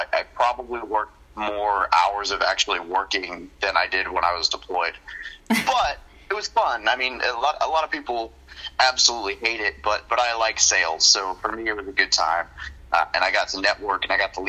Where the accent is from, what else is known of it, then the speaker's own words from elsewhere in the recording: Arkansas, United States; moved away as an adult; also born or lived in Northern California / Missouri / Japan / San Diego; now in Hawaii, United States; So I was born in Northern California, lived there for the first few years of my life, moved to Arkansas, and I grew up there